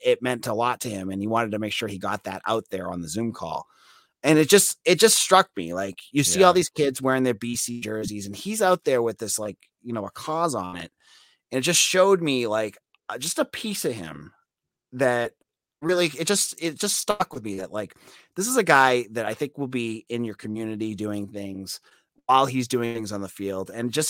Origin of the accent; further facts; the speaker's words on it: Massachusetts, United States; I'm also from Massachusetts